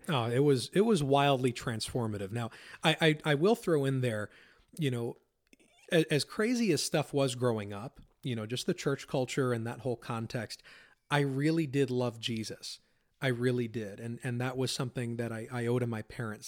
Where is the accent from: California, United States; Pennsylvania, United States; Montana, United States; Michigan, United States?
Pennsylvania, United States; I grew up in Pennsylvania, lived there my whole life